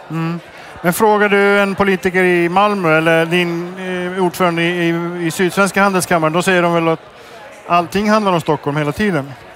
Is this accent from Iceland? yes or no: yes; Iceland; moved away; Jag kommer från Island